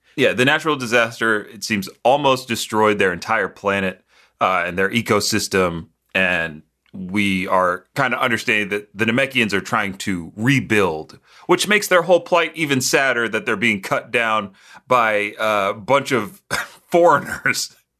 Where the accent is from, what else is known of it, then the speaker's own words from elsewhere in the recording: United States; being an American